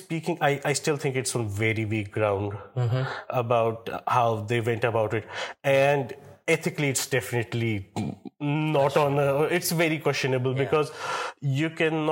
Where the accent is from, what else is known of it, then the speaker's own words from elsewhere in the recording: Srinagar, Jammu and Kashmir, India; moved away as an adult; also born or lived in Birmingham; now in Mumbai, India; I'm from Srinagar. I was born in Srinagar, brought up in Srinagar